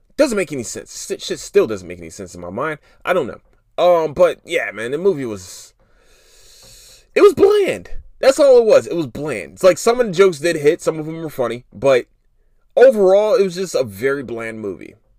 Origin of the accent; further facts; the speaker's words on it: Philadelphia, Pennsylvania, United States; I'm from Philadelphia. I'm from North Philly